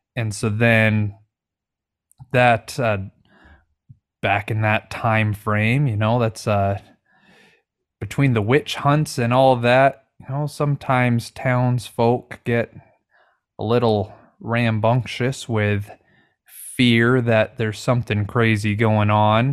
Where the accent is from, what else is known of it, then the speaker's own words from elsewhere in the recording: Washington, United States; I'm from Washington State